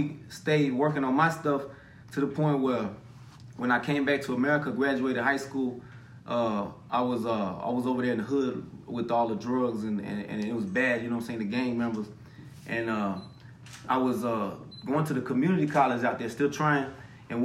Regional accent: Ávila, Castile and León, Spain; when I was growing up in Spain, they all thought I was Puerto Rican. And I was like, nah, my mama's from right here down the street. Avila, Spain

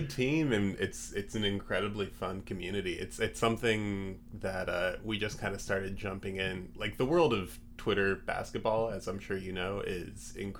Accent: Alaska, United States; We all, you know, grew up pretty remote, but you know, had Northwest Sports on the radio and on TV growing up in Alaska.

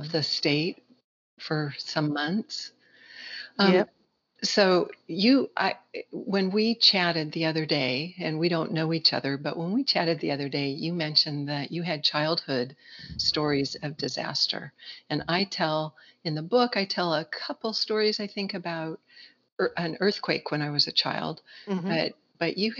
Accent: Southern California, United States; I grew up in Southern California.

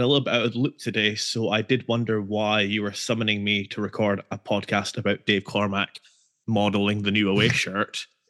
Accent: Scotland, United Kingdom; for a generation of a fan growing up in Scotland

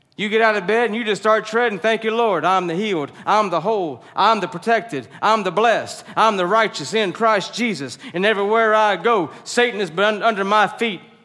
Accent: the South, United States; we're from the South

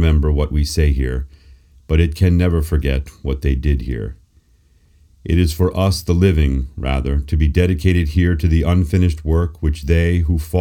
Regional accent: near Gettysburg, Pennsylvania, United States; I grew up near Gettysburg, Pennsylvania, and took many field trips to the battlefield as a young boy

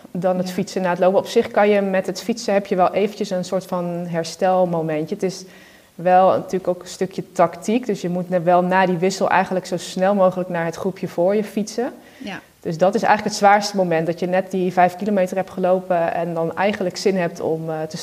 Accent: Netherlands; Ja, Nederland, en we zijn Nederlander

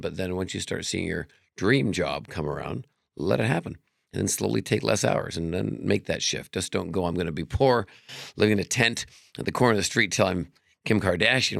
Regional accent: Vancouver, British Columbia, Canada; now in Las Vegas, United States; I'm from Canada originally, Vancouver

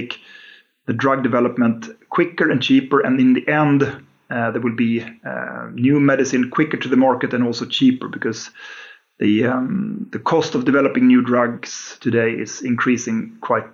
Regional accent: Uppsala, Uppsala County, Sweden; born and raised in Uppsala. I basically never left the town

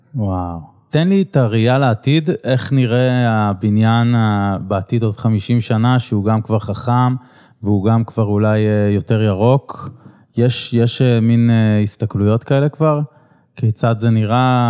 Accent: Israel; כי גדלתי בעיר הזאת

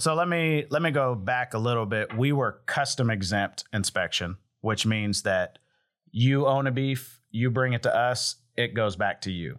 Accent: Hominy, Oklahoma, United States; Hominy, Oklahoma, which is my hometown

